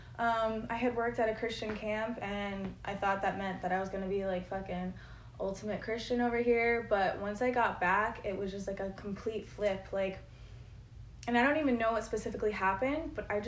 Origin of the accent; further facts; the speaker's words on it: Connecticut, United States; I was born in Connecticut